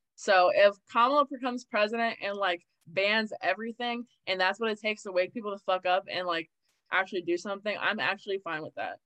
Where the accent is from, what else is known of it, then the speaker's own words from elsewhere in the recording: Maryland, United States; I'm from Maryland. I'm born and raised in Maryland. It's very liberal here